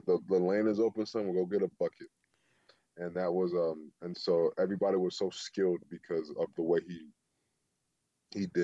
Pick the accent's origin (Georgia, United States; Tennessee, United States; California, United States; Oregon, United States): Georgia, United States; Atlanta; moved away as an adult; also born or lived in Seattle; I'm from Atlanta